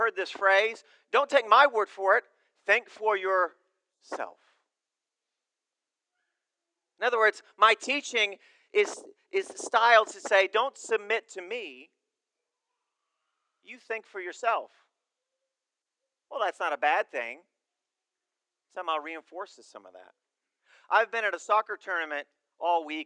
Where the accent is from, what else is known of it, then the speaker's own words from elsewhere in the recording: United States; also born or lived in Uganda; as Americans